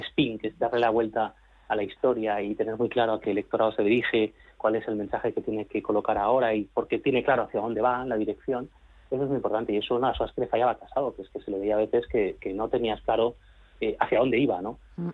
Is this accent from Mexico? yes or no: no; Catalonia, Spain; now in Madrid, Spain; Aunque soy catalán, soy del Madrid